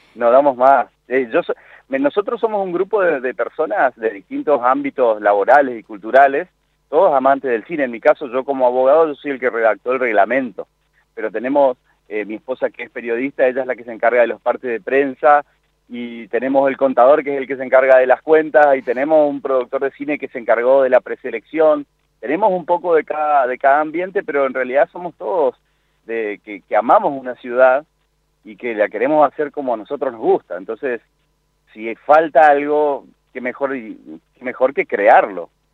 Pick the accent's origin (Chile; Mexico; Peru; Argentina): Argentina; Córdoba; moved away as an adult; now in Goya, Argentina; soy goyano por, por adopción, porque yo soy nacido en Córdoba, hice mi carrera universitaria también en Córdoba y me volví a vivir a Goya Corrientes